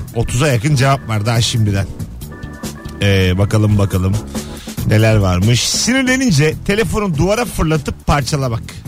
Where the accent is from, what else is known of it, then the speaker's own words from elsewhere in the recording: Bursa, Turkey; Bursalıyım ben. yirmi sene yaşadım